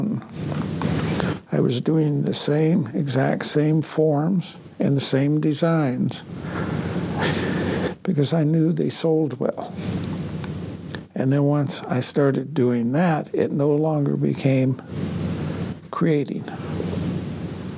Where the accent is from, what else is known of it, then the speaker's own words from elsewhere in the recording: Blackfeet Reservation, next to the Canadian border, east slope of the Rockies, Montana, United States; moved away; Back home, I'm from the Blackfeet tribe, right next to the Canadian border, east slope of the Rockies.